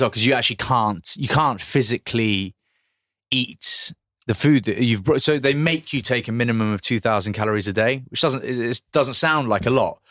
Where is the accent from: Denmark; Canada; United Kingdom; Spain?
United Kingdom; Grantham, East Midlands; I was born in Grantham